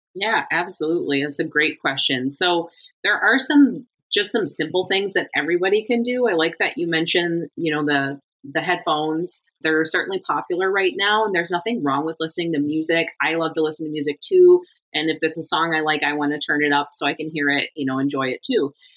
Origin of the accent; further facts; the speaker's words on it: Michigan, United States; moved away as an adult; also born or lived in Germany / Iowa / Florida; I grew up in Michigan